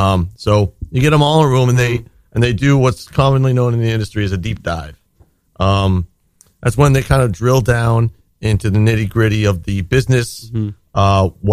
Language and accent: English; Rochester, United States; I'm from Rochester originally.